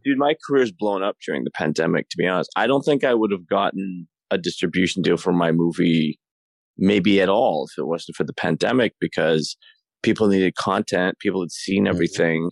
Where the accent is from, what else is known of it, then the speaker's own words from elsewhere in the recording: Toronto, Ontario, Canada; moved away as an adult; now in Los Angeles, United States; I'm from I'm from Toronto. I'm in Canada